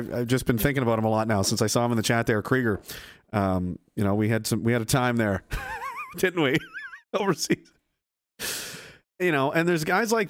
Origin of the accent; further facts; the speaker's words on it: Canada; And that's what we were fucking supposed to be as Canadian you know, men or people.